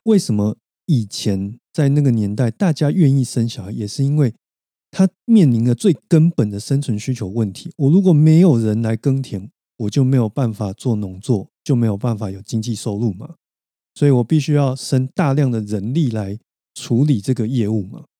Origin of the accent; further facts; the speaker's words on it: Taiwan; 而不是整块台湾国土的话，或许我们都可能比新加坡来的高